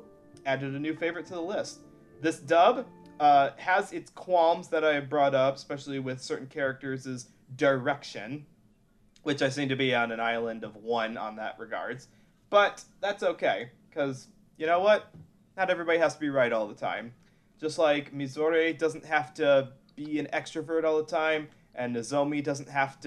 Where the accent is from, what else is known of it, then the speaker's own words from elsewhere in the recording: Midwest, United States; I'm from the Midwest